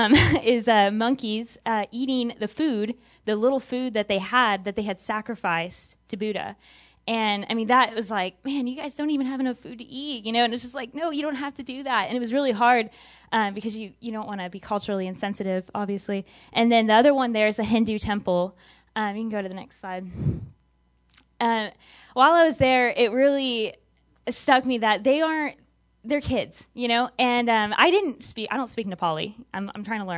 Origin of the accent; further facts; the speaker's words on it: Texas, United States; growing up in Texas, you know, rural area